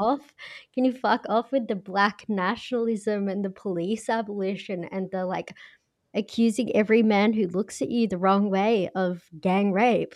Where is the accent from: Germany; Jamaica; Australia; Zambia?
Australia; accent: Australian; I'm blatantly Australian.